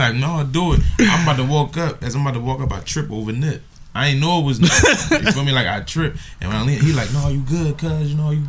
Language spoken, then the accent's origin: English; Philadelphia, Pennsylvania, United States; I'm from Philly.